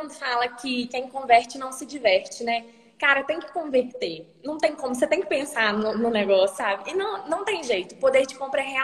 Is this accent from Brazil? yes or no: no; Hackensack, New Jersey, United States; born there; E aí eu nasci no Hospital Central de lá. E fica uns 20 minutos de ônibus de Nova York, que é bem pertinho.